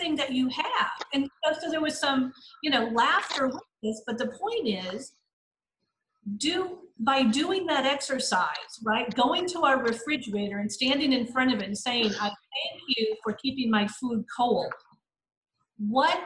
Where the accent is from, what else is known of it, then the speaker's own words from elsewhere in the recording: United States; I grew up and live in the United States, but I've lived in third world countries.